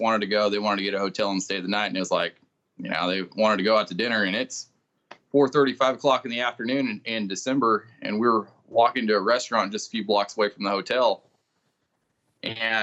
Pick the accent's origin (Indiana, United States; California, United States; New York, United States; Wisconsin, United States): California, United States; Central Valley; I'm from the Central Valley